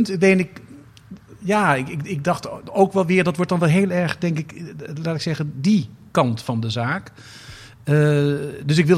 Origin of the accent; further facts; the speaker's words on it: Amsterdam, North Holland, Netherlands; Zeg, ik even als Amsterdammer, maar toch.